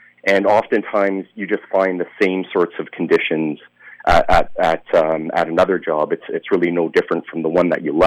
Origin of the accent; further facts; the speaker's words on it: Thunder Bay, Ontario, Canada; also born or lived in Finland; I was born in Finland, but grew up in Canada, in Thunder Bay